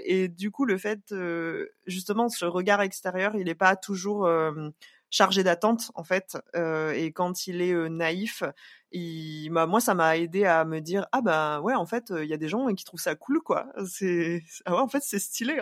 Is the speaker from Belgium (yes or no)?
no; Réunion; en tant que Réunionnais